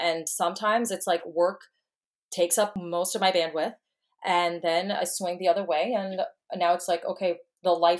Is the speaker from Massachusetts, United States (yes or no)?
no; New York, United States; moved away as an adult; now in Texas, United States; I'm originally from New York, and I moved to Texas about, I guess, like 8 months ago